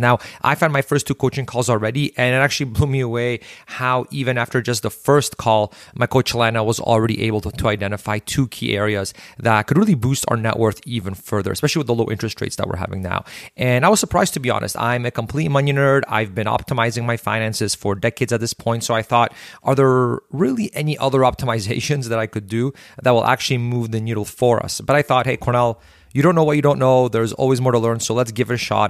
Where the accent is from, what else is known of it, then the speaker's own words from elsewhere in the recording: Canada; we as Canadian small business owners